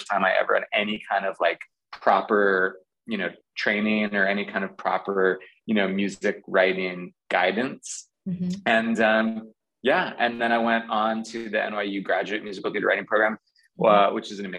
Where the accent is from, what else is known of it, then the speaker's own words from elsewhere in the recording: Garden City, New York, United States; I grew up on Long Island in Nassau County. Garden City is the name of the town I grew up